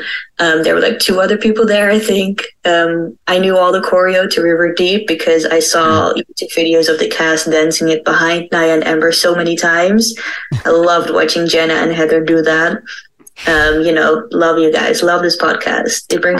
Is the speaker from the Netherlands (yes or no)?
yes; Netherlands; I'm from the Netherlands.